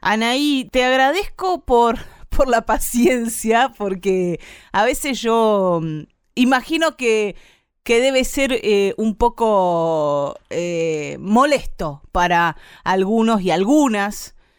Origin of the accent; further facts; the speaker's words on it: Bahía Blanca, Buenos Aires Province, Argentina; soy de Bahía Blanca, así que imagínate si, si tendré cotidianidad con integrantes de, del pueblo mapuche, con la cantidad de abuelas que viven ahí en mi ciudad